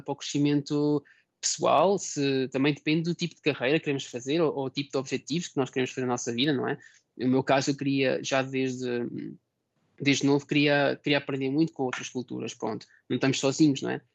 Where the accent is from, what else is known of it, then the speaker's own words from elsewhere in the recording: Portugal; moved away as an adult; also born or lived in Sweden / Germany / Poland; now in Cuggiono, Italy; nós como portugueses